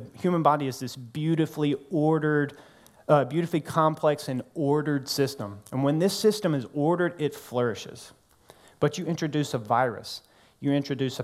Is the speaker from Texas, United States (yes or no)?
no; North Mississippi, United States; now in New Orleans, United States; I'm from North Mississippi